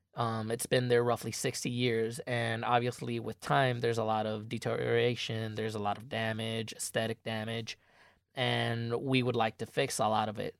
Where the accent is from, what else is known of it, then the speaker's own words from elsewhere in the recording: Puerto Rico; moved away as an adult; now in Michigan, United States; I'm an out-of-state student. I'm from Puerto Rico.